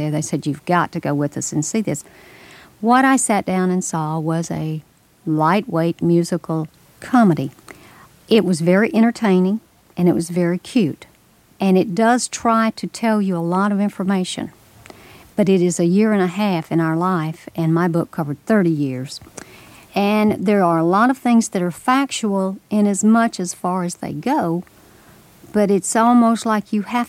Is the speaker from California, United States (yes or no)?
no; Memphis, Tennessee, United States; I grew up in Memphis, Tennessee, the suburbs of a city